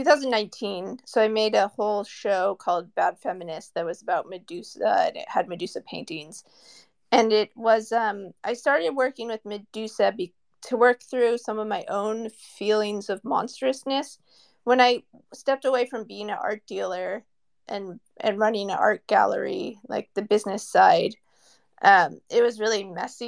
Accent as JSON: {"language": "English", "area": "Silicon Valley", "region": "California", "country": "United States", "said": "I'm from Silicon Valley, and everyone in my family is an engineer, my brother, my parents."}